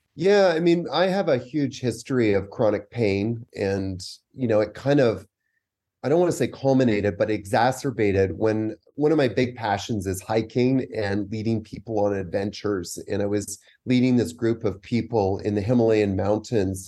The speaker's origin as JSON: {"language": "English", "town": "Vancouver", "region": "British Columbia", "country": "Canada", "also_born_or_lived": "New York", "moved": "as an adult", "lives_now": "Costa Rica", "said": "I'm actually from Vancouver, Canada"}